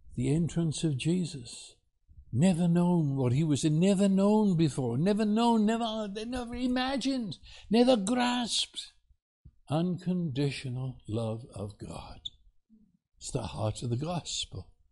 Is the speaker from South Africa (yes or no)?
no; England, United Kingdom; moved away as an adult; also born or lived in New York City, United States; now in Texas, United States; I come from England